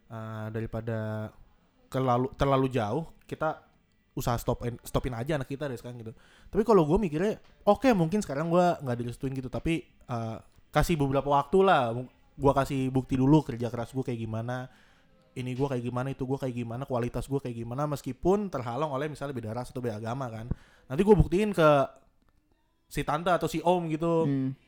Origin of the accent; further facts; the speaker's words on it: Java, Indonesia; Beda ras kayak misalnya gue orang Jawa nih, lo orang Jawa juga kita ras ras kita